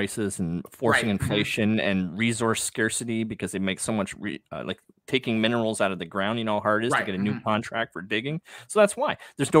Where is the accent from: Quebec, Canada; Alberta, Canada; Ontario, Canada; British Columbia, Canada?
Ontario, Canada; Toronto; I grew up in Toronto, so I'm Canadian